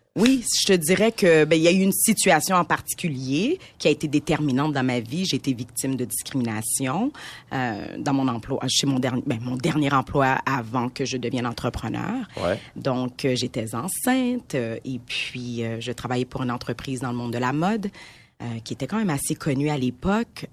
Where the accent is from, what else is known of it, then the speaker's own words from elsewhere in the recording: Montreal, Quebec, Canada; je suis née à Montréal de parents immigrants de première génération qui viennent d'Haïti.